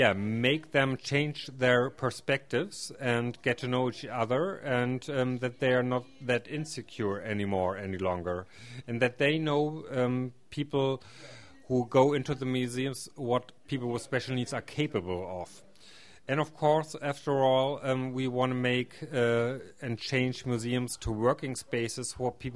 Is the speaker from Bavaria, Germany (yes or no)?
no; Schwerin, Mecklenburg-Vorpommern, Germany; I come from the Schwerin area, which is close to Hamburg in Germany.